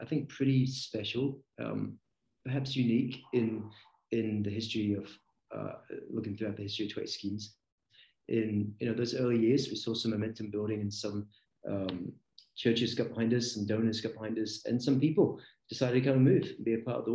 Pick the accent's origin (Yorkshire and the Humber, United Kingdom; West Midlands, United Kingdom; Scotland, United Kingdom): Scotland, United Kingdom; just outside Aberdeen; I grew up just outside Aberdeen, Scotland